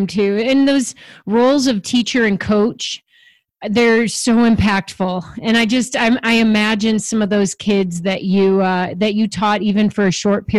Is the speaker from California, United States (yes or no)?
no; Chicago, Illinois, United States; I grew up in Chicago suburbs